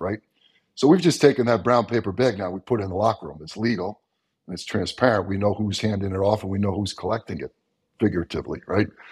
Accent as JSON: {"language": "English", "area": "Long Island", "region": "New York", "country": "United States", "tie": "born or raised there", "said": "I grew up on Long Island, New York, which was flatter than flat."}